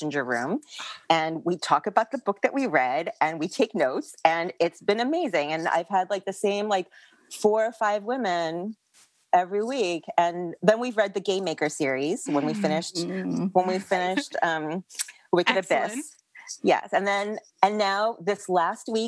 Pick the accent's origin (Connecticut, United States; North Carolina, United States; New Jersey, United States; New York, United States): New York, United States; New York City; now in Pasadena, United States; I'm originally from New York City, but I live in Pasadena, California